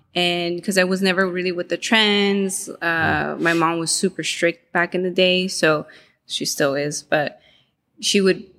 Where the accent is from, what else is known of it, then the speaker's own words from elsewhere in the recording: Panorama City, California, United States; In the Valley. Panorama.